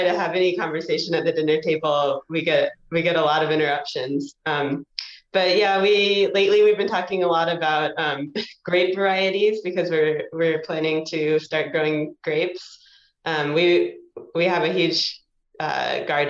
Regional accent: Kentucky, United States; moved away; also born or lived in Georgia; I grew up in Kentucky

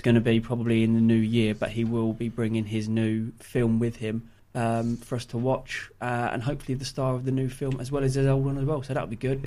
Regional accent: Yaxley, East of England, United Kingdom; we're all from Yaxley

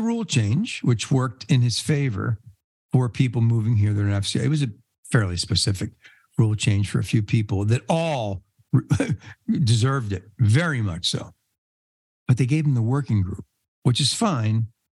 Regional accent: New York City, New York, United States; born there; also born or lived in New Jersey; I was born in New York City. A lot of people don't know that. I was born in one of the five boroughs, Staten Island. I still got it in me a little bit. Then I moved to Jersey, and I lived in Jersey

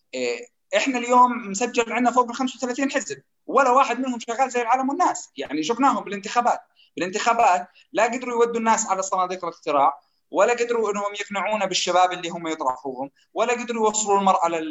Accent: Jordan; نحن كاردنيين

